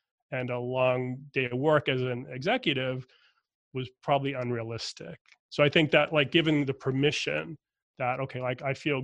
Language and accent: English; Boston, Massachusetts, United States; I'm from Boston, Irish Catholic family. My dad had crazy commute in and out of Boston most of my growing up time period.